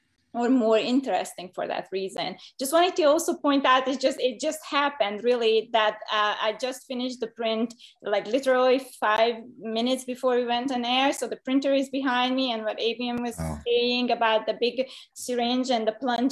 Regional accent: Hungary; moved away as an adult; now in United States; So I've been doing ceramics since 1993, when I came to the US from Hungary, and with a medical degree, I thought ceramics is just going to be a hobby

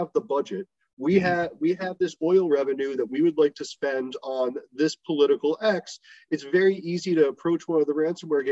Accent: Baltimore, Maryland, United States; now in Israel; I'm from Baltimore

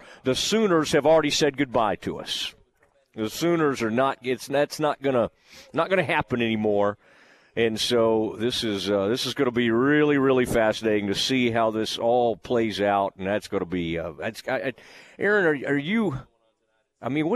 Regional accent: Kaufman County, Texas, United States; I grew up in Kaufman County

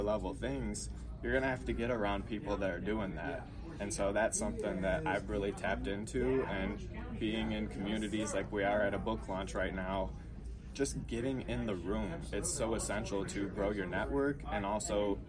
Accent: Livonia, Michigan, United States; I'm from Livonia, Michigan, born and raised there

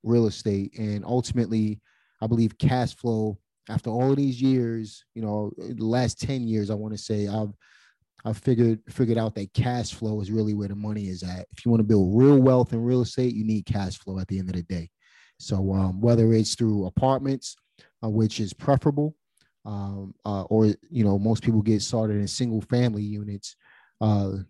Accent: New York City, New York, United States; I'm from Brooklyn.

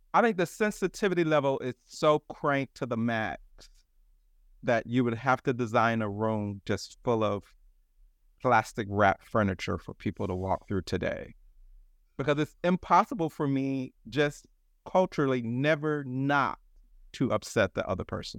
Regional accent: Atlanta, Georgia, United States; I grew up in Atlanta

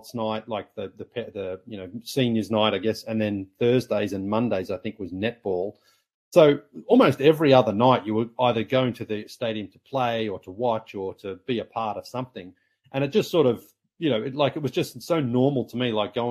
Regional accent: Sunbury, Victoria, Australia; moved away as an adult; also born or lived in Toronto; basketball in my hometown. And then even our local team, the Sunbury Jets

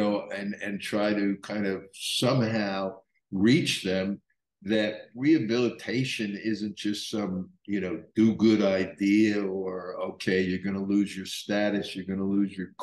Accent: Elizabeth, New Jersey, United States; I grew up in Elizabeth, New Jersey, which borders on Newark.

